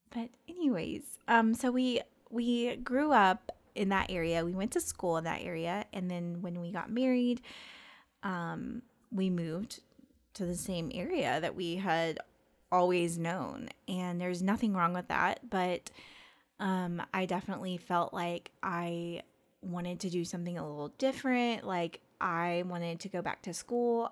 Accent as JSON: {"language": "English", "town": "Hot Springs", "region": "Arkansas", "country": "United States", "moved": "as an adult", "lives_now": "Northwest Arkansas, United States", "said": "we are from Hot Springs, um, which is a town in central Arkansas."}